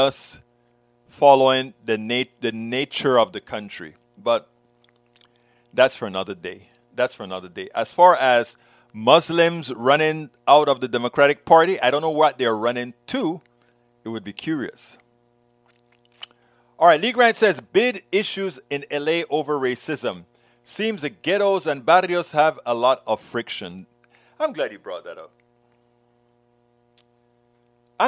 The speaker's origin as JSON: {"language": "English", "country": "Panama", "moved": "yes", "lives_now": "United States", "said": "I think about how we address people in Panama."}